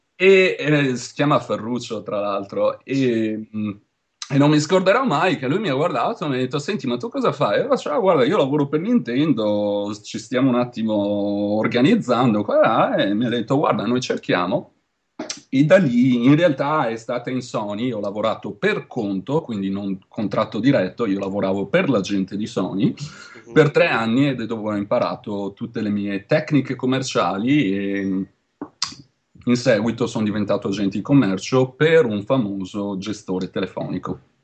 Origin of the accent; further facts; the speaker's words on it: Veneto, Italy; accent: Venetian; moved away as an adult; also born or lived in Liguria; now in Santa Cruz, United States; Io sono veneto, se non si sente